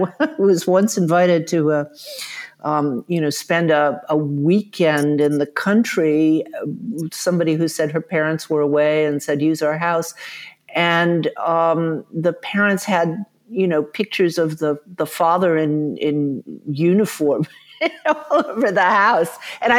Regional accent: the South, United States; I was fortunate. I grew up in the South, although I know you don't hear it. My parents were from the North. But my mother was very active in the civil rights movement in Atlanta.

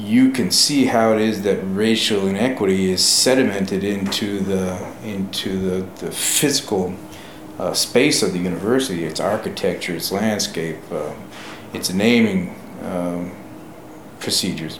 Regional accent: New York, United States; moved away; I'm a New Yorker myself.

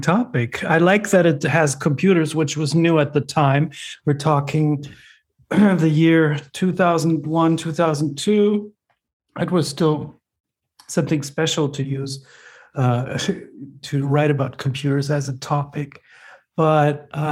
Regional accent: Germany; English is a second language; moved away as an adult; now in Austin, United States; I grew up in Germany

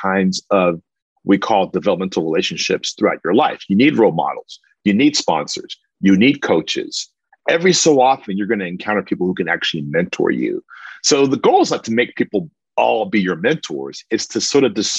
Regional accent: Austin, Texas, United States; I'm from Southeast Austin, educated in East Austin

